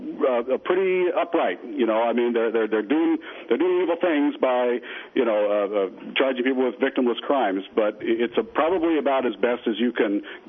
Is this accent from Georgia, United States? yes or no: no; Colorado, United States; We're from Colorado, and you know, a lot of people don't know Colorado really doesn't have a lot of snow. Not down in the plains. We're in the desert